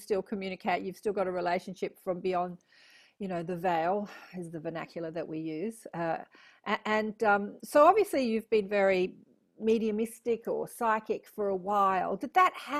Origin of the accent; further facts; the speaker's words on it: Australia; I'm Australian